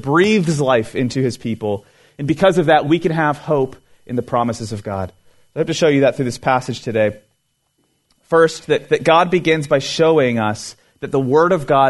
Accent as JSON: {"language": "English", "region": "Florida", "country": "United States", "also_born_or_lived": "California", "said": "I lived in California for a couple years in my early 20s, I'm originally from Florida, and when I was living out there"}